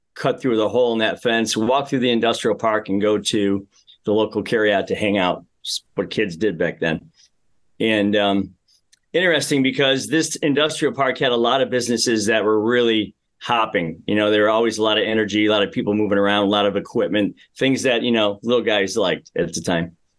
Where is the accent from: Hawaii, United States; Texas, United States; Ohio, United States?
Ohio, United States; Amherst; I grew up in the Midwest. I'm one of, uh, five boys in our family, lived in a very small house in Amherst, Ohio for a while